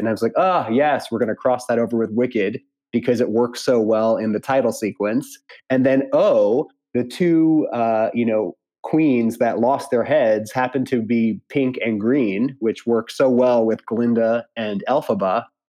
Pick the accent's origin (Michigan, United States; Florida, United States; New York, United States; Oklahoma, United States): New York, United States; Long Island, Nassau County; So I am a New Yorker, born and raised, grew up on Long Island, Nassau County.